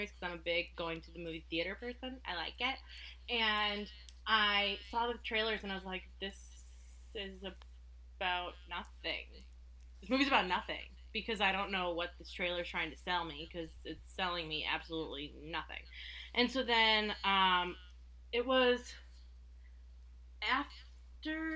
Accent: Midwest, United States; I live in the Midwest and I've lived here my whole life

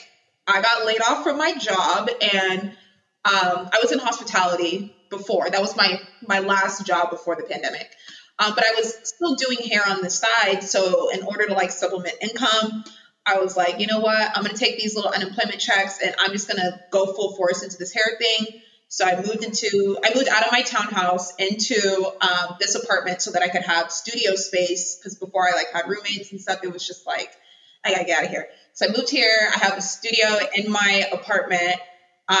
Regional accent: Tukwila, Washington, United States; also born or lived in Seattle, Washington; I grew up in Tukwila, very small little area

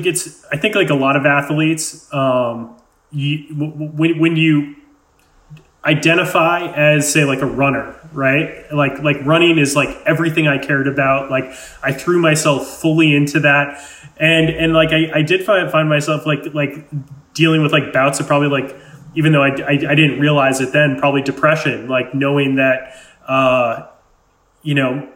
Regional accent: Amherst, Massachusetts, United States; I grew up in Western Massachusetts in a town called Amherst. It's a five college area.

